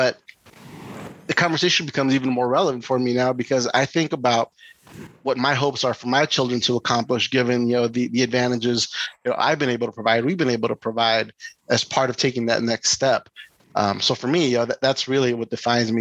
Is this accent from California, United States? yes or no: yes; East Palo Alto, California, United States; I grew up in East Palo Alto